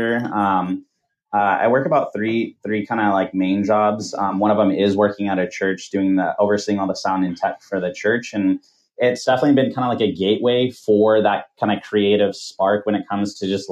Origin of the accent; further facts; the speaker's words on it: Camarillo, California, United States; also born or lived in Washington State / Hawaii / Canada / Southeast Asia; I've pretty much grown up here in Southern California most of my life. You know, it's Camarillo. I live here in Camarillo